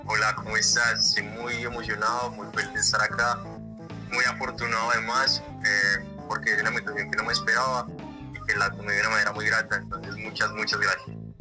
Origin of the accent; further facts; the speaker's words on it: Medellín, Antioquia, Colombia; crecí en un ambiente un poquito pesado porque en el barrio que ya tenía conflicto armado, entonces tenía que pasar mucho tiempo encerrado. Eh, yo soy de Medellín, en Medellín, todo en Medellín